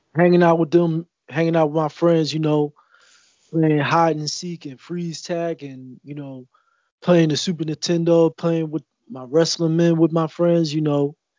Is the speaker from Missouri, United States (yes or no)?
no; Philadelphia, Pennsylvania, United States; growing up in Philly and living in Philly